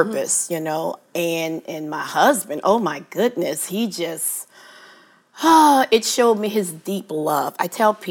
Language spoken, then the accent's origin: English; New Orleans, Louisiana, United States; I am from New Orleans, born and raised.